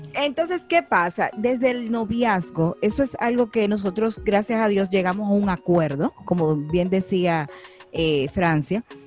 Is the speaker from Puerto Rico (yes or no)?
yes; San Juan, Puerto Rico; yo nací en, en San Juan, en Puerto Rico. papi y mami vivían allá